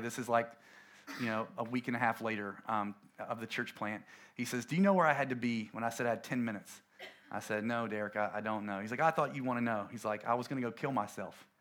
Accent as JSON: {"language": "English", "region": "coastal North Carolina", "country": "United States", "tie": "born or raised there", "said": "we planted a church in my hometown in a little town off, um, off the coast of North Carolina"}